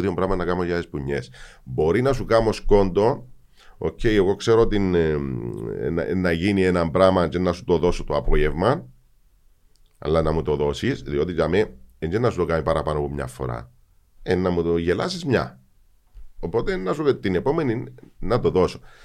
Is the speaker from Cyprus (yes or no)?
yes; Cyprus; Εγώ που γεννήθηκα στη Λευκοσία, έζησα την εισβολή, α πούμε, που είμαι 5-10 χρονών